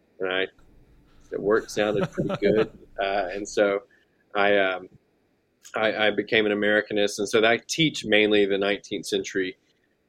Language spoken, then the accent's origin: English; Salisbury, North Carolina, United States; I grew up in central North Carolina in kind of an older town called Salisbury